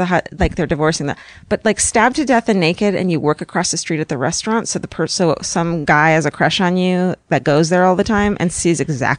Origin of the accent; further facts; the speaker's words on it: Dundalk, Maryland, United States; I have a hometown murder. I grew up in Dundalk, Minnesota.